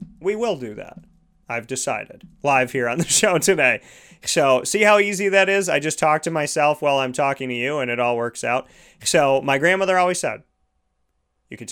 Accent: Syracuse, New York, United States; growing up in Syracuse

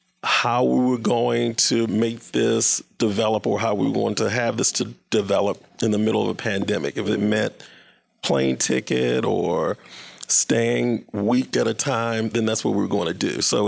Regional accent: Baltimore, Maryland, United States; moved away as an adult; now in St. Louis, United States; I'm from Baltimore, so I just moved here to St. Louis.

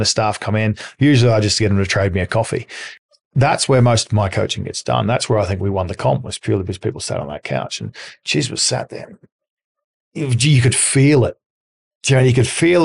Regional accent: Australia; accent: Australian; moved away; I'm Australian, so I've got a different accent.

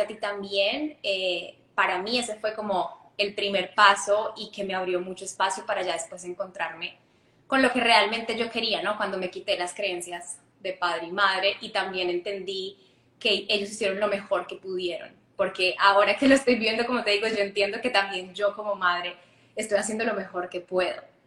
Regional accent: Ibagué, Tolima, Colombia; yo crecí en Colombia, en una ciudad que se llama Ibagué

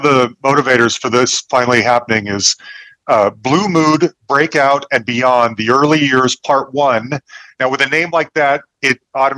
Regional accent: Utah, United States; now in Denver, United States; I'm from Utah originally

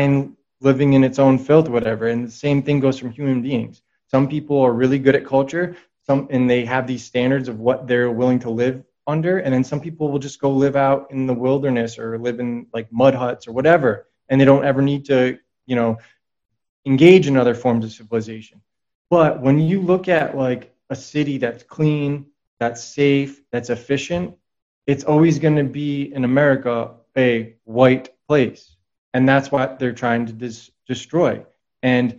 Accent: New England, United States; I come from New England

